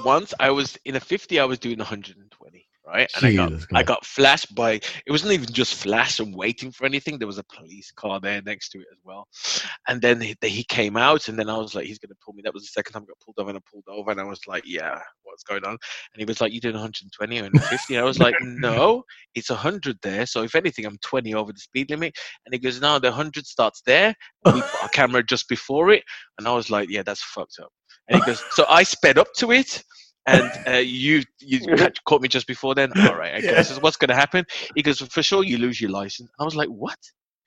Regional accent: Germany; That's a heavy punishment. We say that because we're from Germany, okay?

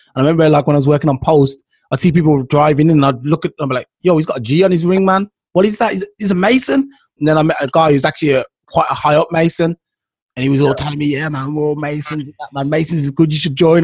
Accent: Jamaica; I'm Jamaican

